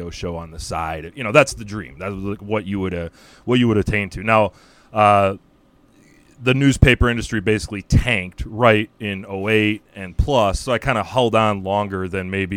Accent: Royal Oak, Michigan, United States; moved away as an adult; also born or lived in Missouri / Virgin Islands / Chicago; I grew up in Royal Oak.

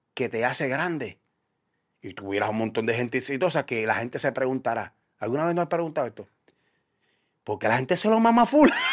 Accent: Puerto Rico; como puertorriqueño

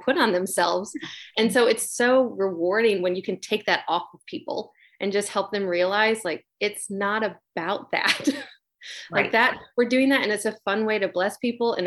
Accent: Michigan, United States; also born or lived in Nashville, Tennessee; now in Charleston, United States; I'm from Michigan originally.

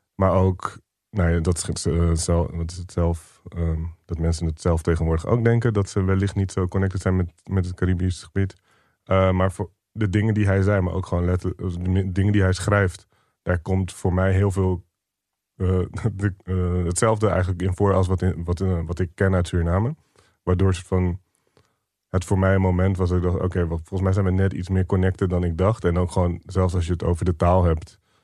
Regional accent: Rotterdam, South Holland, Netherlands; also born or lived in Barendrecht; het staat op mijn paspoort als waar ik geboren ben. Volgens mij klopt dat. Eh, ik ben er ook redelijk opgegroeid. We hebben er de eerste tien jaar gewoond

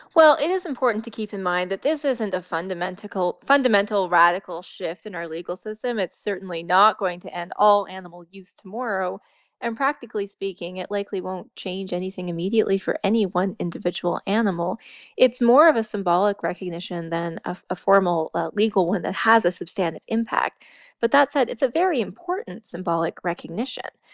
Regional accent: East Coast, Atlantic Canada, Canada; also born or lived in Alberta; I grew up out east

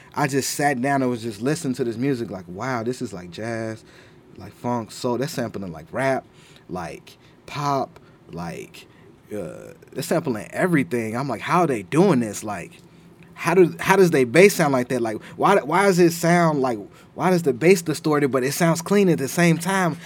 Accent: Chicago, Illinois, United States; growing up in Chicago

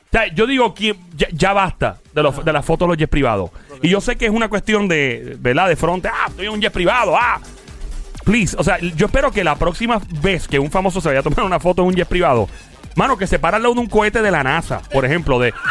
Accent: Caguas, Puerto Rico; yo soy de Cagua, yo soy un jibarito del valle.

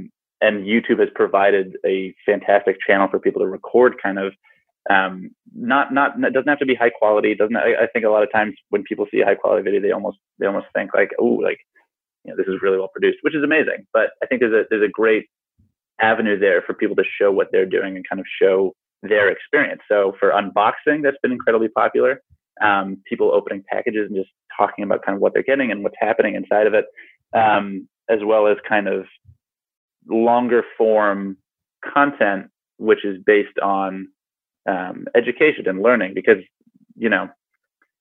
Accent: United States; now in New Zealand; So I'm an American, but I'm currently in New Zealand

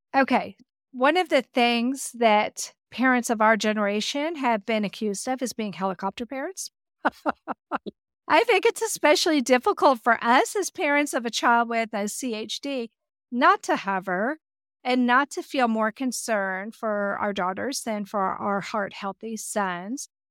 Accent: United States; accent: American; my American accent

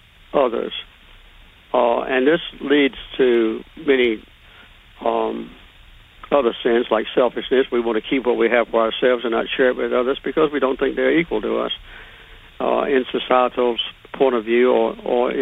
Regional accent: Deep South, United States; I grew up in the Deep South

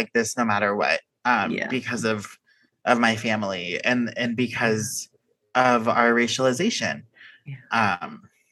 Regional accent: Houston, Texas, United States; moved away as an adult; now in California, United States; I grew up in the Houston suburbs

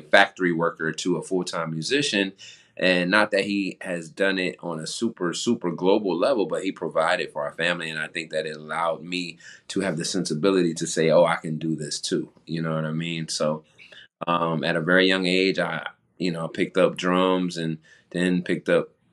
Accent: New Jersey, United States; moved away as an adult; also born or lived in Philadelphia, Pennsylvania; growing up in Jersey, I played music all through school

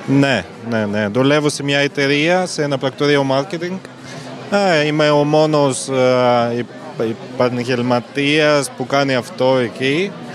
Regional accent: Latvia; Greek is a second language; moved away as an adult; now in Athens, Greece; Εγώ είμαι από την Λετωνία

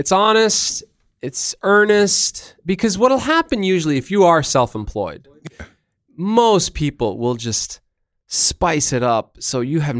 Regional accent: Brooklyn, New York, United States; I'm from Brooklyn, dude.

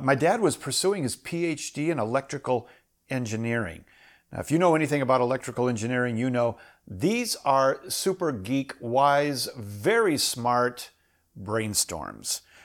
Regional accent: Minnesota, United States; also born or lived in Iowa; I grew up in Minnesota.

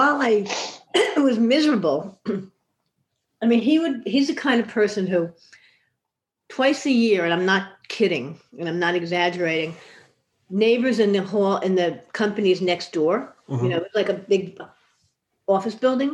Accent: Yonkers, New York, United States; also born or lived in Bronx, New York / Albany, New York / Manhattan, New York; We moved to Yonkers when I was 8, and I lived there until I went to college in Albany

